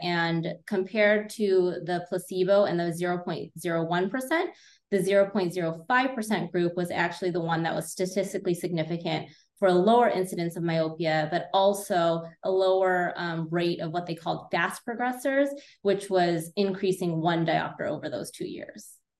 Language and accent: English; California, United States; moved away as an adult; now in Illinois, United States; I am originally from California, went to Berkeley, and then did a residency in cornea contact lens at the Illinois College of Optometry